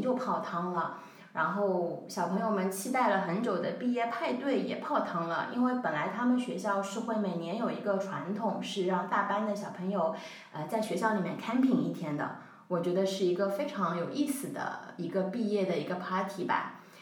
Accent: Shanghai, China; 我是土生土长的上海人，所以我们全家的生活、工作的重心都在上海

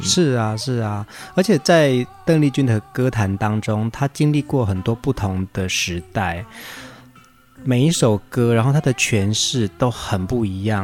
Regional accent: Taiwan; 我们原住民的村庄

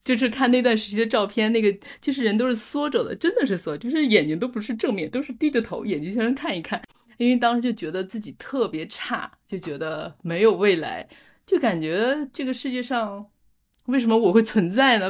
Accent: rural outskirts of Beijing, China; moved away as an adult; now in France; 我从来没有觉得我是北京的，我去一次天安门也很兴奋，然后到十五岁只去过两次，所以我不觉得我是北京人

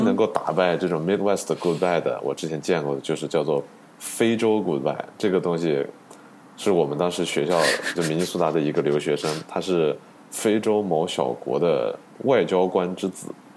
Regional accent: China; moved away; 我们作为中国人，其实很多时候我们对龙卷风是没有什么概念的

